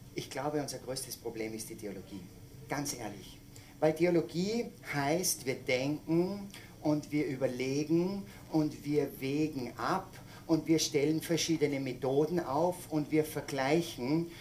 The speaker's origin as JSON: {"language": "German", "region": "Salzburg", "country": "Austria", "said": "ich komme aus Salzburg, aus den Bergen"}